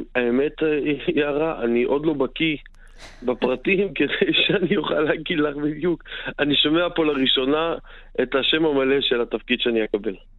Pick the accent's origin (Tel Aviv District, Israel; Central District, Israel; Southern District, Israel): Tel Aviv District, Israel; Tel Aviv; אני בא מדרום תל אביב, אה, שכונות דרום תל אביב